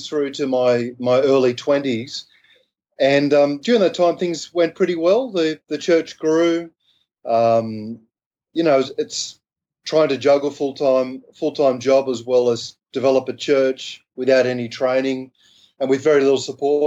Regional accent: Sydney, New South Wales, Australia; accent: Aussie; I grew up in Sydney, Australia

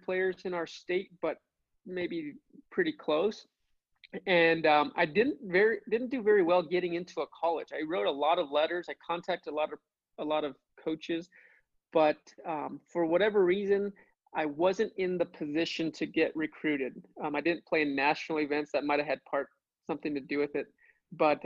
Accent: New Mexico, United States; my home state of New Mexico

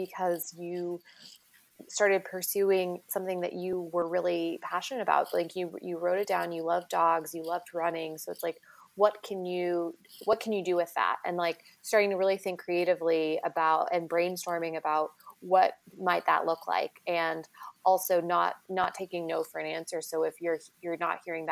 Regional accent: Kansas, United States; I'm from Kansas

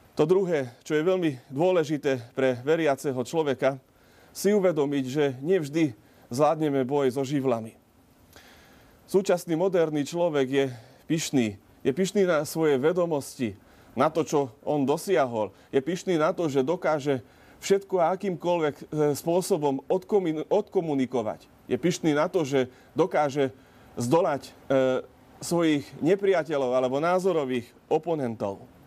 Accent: Malé Trakany, Košice Region, Slovakia; u nás v Malých Trakanoch pri rieke Tise

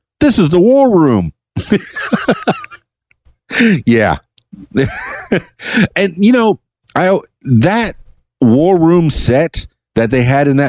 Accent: Miami, Florida, United States; Number 61 affected me because, you know, I'm from Miami. I'm a Cuban American, half Cuban, half Irish. So when this movie came out in 1983, it spoke to a lot of the Miamians, particularly the ones of Cuban descent.

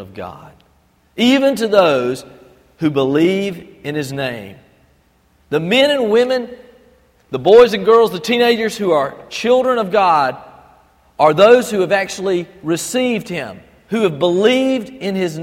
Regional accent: Albany, Georgia, United States; also born or lived in Fort Benning / Panama Canal Zone; I grew up over in Albany and had lived there for many, many years.

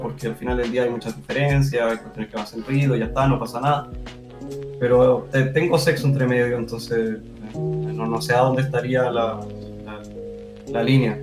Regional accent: Chile; acá en Chile, no, no puedo hablar de otros lugares, de mi cultura, yo soy chileno, he estado siempre con chi, en la mayoría del tiempo con chilenos

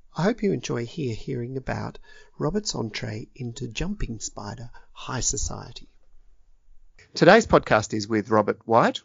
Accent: Tasmania, Australia; I come from Tasmania

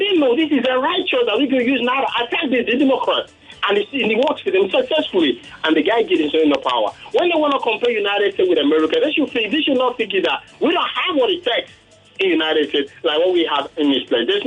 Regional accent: Nigeria; I'm from Akampa.

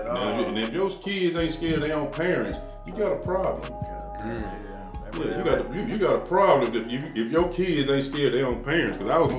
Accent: Nashville, Tennessee, United States; Yeah, but far as growing up in Nashville, it was certain activities going on in Nashville.

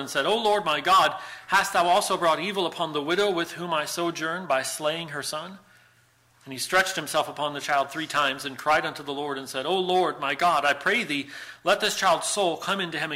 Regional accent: United States; moved away as an adult; also born or lived in Buffalo; now in Ireland; it will always be a shock to my system as an American to live in Ireland. I don't know if I'll ever be able to say Ireland is totally and fully home, because America is my home

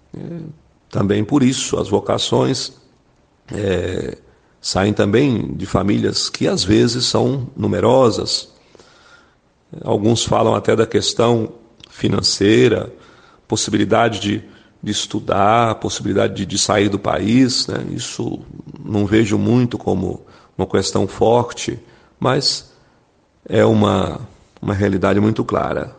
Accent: Brazil; moved away; porque eu via no Brasil, na nossa diocese, na minha cidade natal

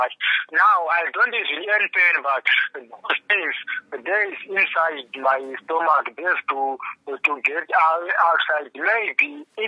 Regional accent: Zimbabwe; now in Pretoria, South Africa; I come from Zimbabwe

